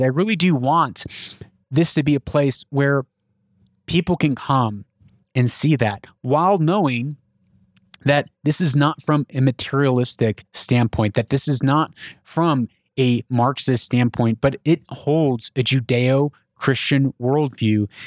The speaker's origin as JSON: {"language": "English", "country": "United States", "said": "I'm an American."}